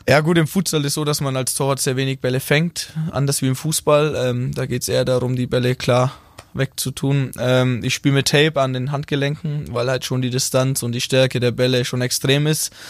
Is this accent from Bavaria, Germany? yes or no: yes; Rothenburg ob der Tauber, Bavaria, Germany; accent: Franconian (rolled R); moved away as an adult; now in Baden-Württemberg, Germany; Ich komme aus Rodenburg, äh, Mittelfranke. Wir rollen das R.